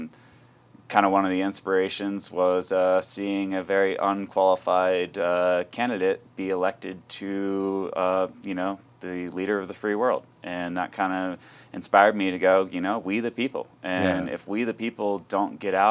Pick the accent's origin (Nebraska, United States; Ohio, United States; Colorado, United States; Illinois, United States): Colorado, United States; Aspen; growing up in Aspen, you know, coming from a, you know, middle-income family